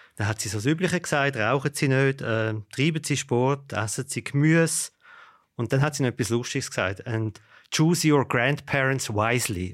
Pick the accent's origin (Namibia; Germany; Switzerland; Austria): Switzerland; bei uns in der Schweiz